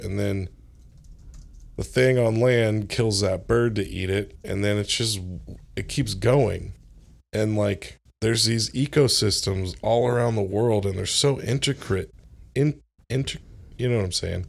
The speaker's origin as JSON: {"language": "English", "town": "Orlando", "region": "Florida", "country": "United States", "tie": "born or raised there", "moved": "yes", "said": "I grew up in Florida, like, in Orlando"}